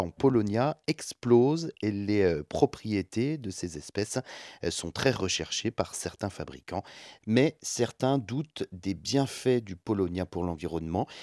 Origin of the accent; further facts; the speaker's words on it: France; chez nous en France